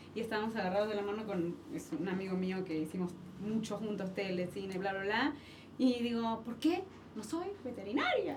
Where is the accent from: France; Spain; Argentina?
Argentina; moved away as an adult; now in Mexico; yo estoy aquí, soy en Argentina, que me han dado la posibilidad de, trabajar de lo que amo y lo que sé hacer en, otro país que no es el mío